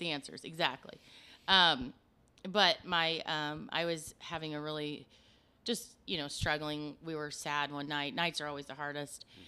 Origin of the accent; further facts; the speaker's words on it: Osgood, Indiana, United States; moved away as an adult; also born or lived in Des Moines, Iowa; I grew up in Osgood, Indiana